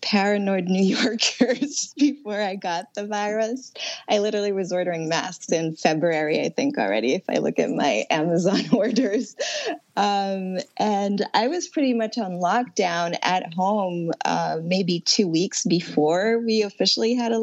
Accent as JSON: {"language": "English", "country": "France", "also_born_or_lived": "Connecticut", "moved": "yes", "lives_now": "New York City, United States", "said": "I'm originally from France, so I've also been very concerned about my family in Paris"}